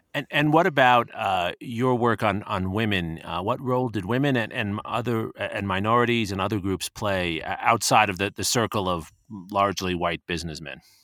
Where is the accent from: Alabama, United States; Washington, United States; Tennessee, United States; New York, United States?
New York, United States; where I grew up in New York, Jersey, we call it